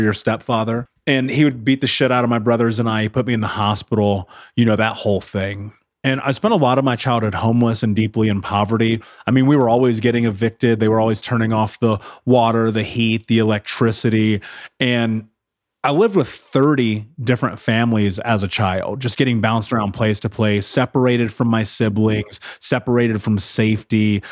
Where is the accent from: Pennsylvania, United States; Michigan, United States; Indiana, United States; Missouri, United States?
Indiana, United States; Indianapolis; I grew up in Indianapolis